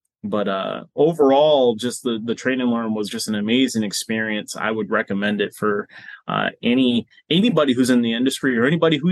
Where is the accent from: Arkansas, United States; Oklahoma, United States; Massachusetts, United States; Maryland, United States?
Massachusetts, United States; Boston; moved away; I'm originally from Boston